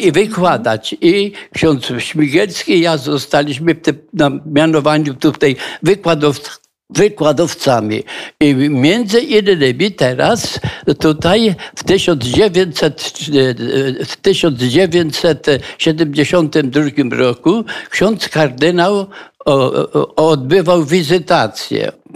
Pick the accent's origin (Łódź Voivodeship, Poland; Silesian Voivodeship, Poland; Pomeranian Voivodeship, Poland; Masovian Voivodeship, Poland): Silesian Voivodeship, Poland; Żabnica; now in Kraków, Poland; urodziłem się w Żabnicy